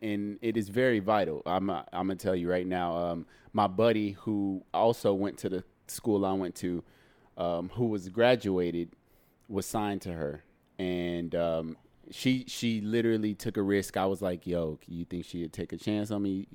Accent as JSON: {"language": "English", "town": "Dallas", "region": "Texas", "country": "United States", "tie": "born or raised there", "also_born_or_lived": "Houston, Texas", "moved": "yes", "lives_now": "Los Angeles, United States", "said": "when I was nine, I moved to Dallas, Texas. So I'm a Texan."}